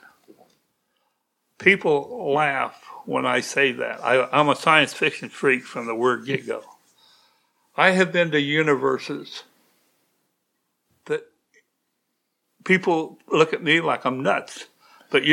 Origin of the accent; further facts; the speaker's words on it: Danville, Illinois, United States; I grew up in Danville, Illinois, in the good days.